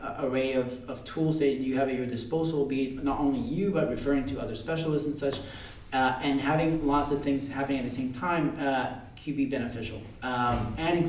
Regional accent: Puerto Rico; I grew up in Puerto Rico. I came here to work for a couple of years, and now I'm back there

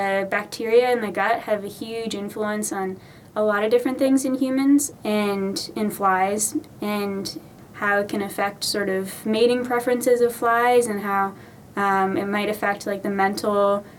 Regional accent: Bethesda, Maryland, United States; I'm from Bethesda, Maryland.

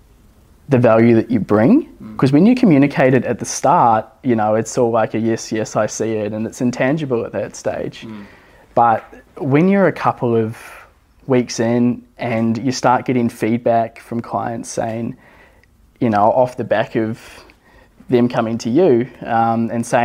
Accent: Levin, Manawatū-Whanganui, New Zealand; moved away as an adult; also born or lived in Wellington, New Zealand; now in Gold Coast, Australia; I grew up in New Zealand, a really small town over there called Levin

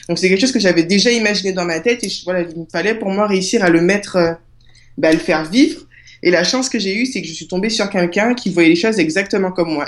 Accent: Guadeloupe; also born or lived in Marseille; je suis née à Marseille, mais euh, j'ai grandi en Guadeloupe

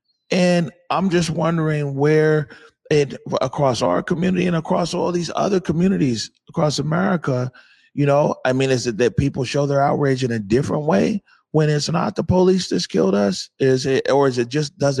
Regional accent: Seattle, Washington, United States; I'm from the Central District of Seattle

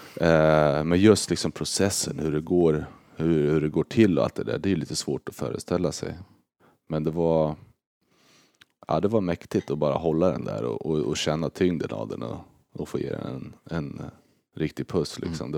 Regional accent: Örebro, Örebro County, Sweden; moved away as an adult; now in St. Louis, United States; Örebro är ju liksom hemma

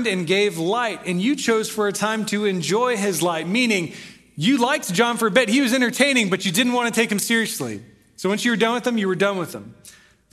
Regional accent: Corpus Christi, Texas, United States; I was born in Corpus Christi, met him there, moved here in the seventh grade

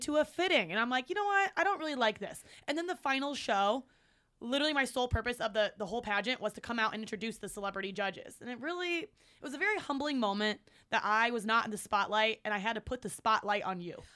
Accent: Cleveland, Ohio, United States; I'm from Cleveland

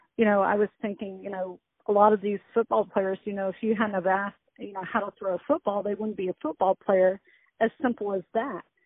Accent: United States; also born or lived in Texas / Chicago, Illinois / Dallas, Texas; I was born in Texas, raised in uh half Chicago, half Dallas, where my dad was from

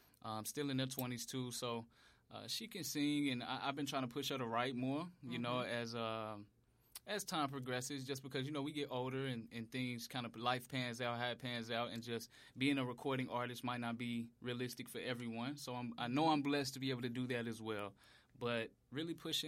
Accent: Memphis, Tennessee, United States; Ooh, I'm from Memphis.

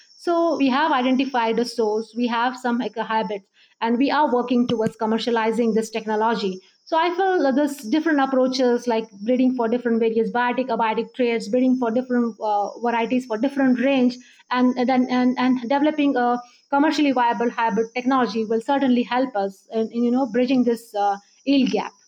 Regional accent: Baramati, Maharashtra, India; moved away as an adult; also born or lived in Pune / Rahuri; now in Hyderabad, India; I'm basically uh, from a small town, Baramati. Uh, it's in Pune district of Maharashtra state of India

